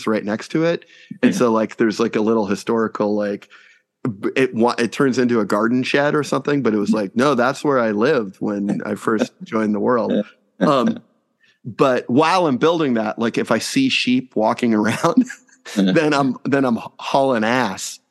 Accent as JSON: {"language": "English", "town": "Houston", "region": "Texas", "country": "United States", "tie": "born or raised there", "said": "we both had spent some time growing up in Houston"}